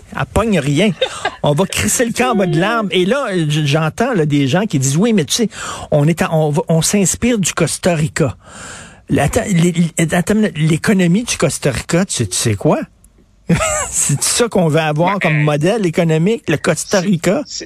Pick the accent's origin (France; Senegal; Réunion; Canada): Canada; Quebec